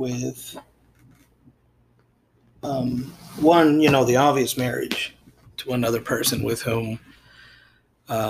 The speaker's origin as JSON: {"language": "English", "country": "Puerto Rico", "tie": "born or raised there", "said": "all through my life, growing up in Puerto Rico"}